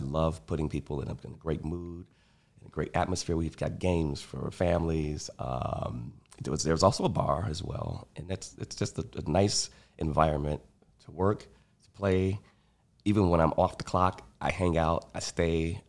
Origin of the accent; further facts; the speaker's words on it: Chicago, Illinois, United States; I grew up on the South Side, very sort of sheltered